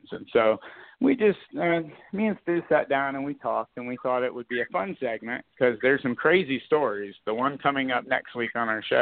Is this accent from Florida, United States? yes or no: yes; Florida, United States; I grew up in South Florida